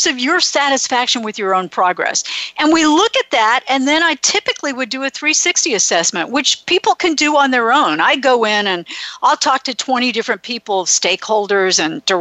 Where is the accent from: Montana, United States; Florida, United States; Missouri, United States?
Florida, United States; now in California, United States; I grew up in Florida